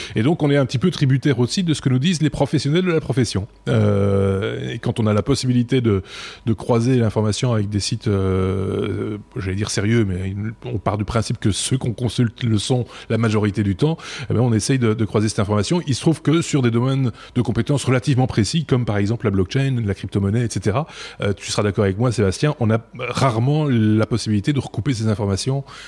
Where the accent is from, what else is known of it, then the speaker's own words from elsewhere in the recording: Belgium; chez nous en Belgique